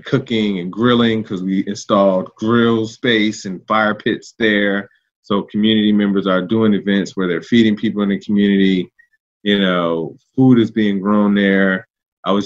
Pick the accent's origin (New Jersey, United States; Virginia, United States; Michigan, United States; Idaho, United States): Virginia, United States; Richmond; I'm a native Richmonder. I was born in Southside